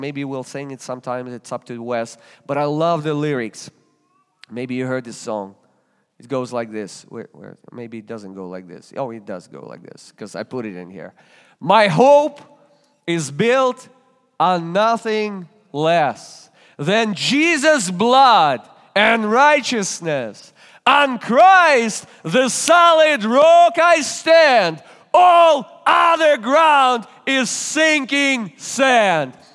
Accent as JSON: {"language": "English", "country": "Russia", "second_language": "English", "moved": "as an adult", "lives_now": "Springfield, Ohio, United States", "said": "From Russia"}